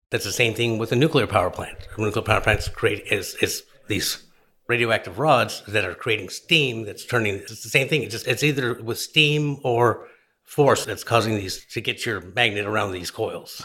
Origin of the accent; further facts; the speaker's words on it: New Orleans, Louisiana, United States; I'm from New Orleans